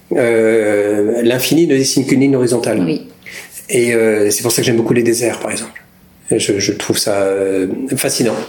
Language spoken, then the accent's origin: French; Normandy, France; Je suis normand, canet, donc c'est pas très loin, c'est au, pas de la porte, j'ai envie de dire, euh, de là où j'ai grandi